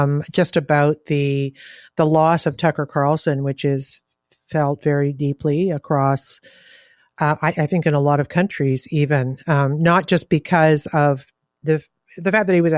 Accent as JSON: {"language": "English", "country": "Canada", "said": "I'm Canadian."}